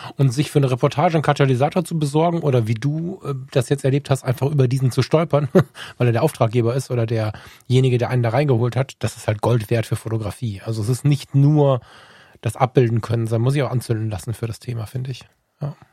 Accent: Düsseldorf, North Rhine-Westphalia, Germany; bei uns in Düsseldorf

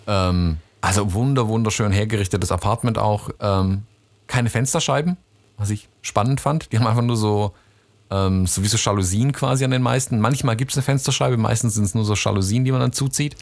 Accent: Stuttgart, Baden-Württemberg, Germany

